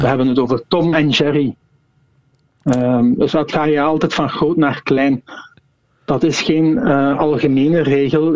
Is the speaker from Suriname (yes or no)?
no; Flanders, Belgium